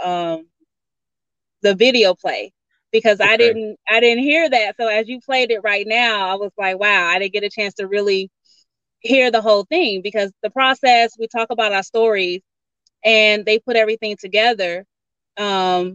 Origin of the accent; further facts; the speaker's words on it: Georgia, United States; I'm from Georgia, so grew up in a little small town